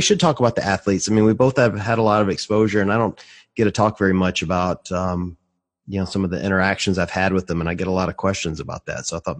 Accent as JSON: {"language": "English", "region": "the South", "country": "United States", "said": "I'm from the South, so we don't speak great English either."}